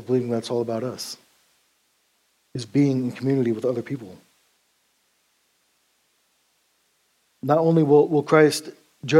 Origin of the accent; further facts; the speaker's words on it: Montana, United States; At that time, I was from Montana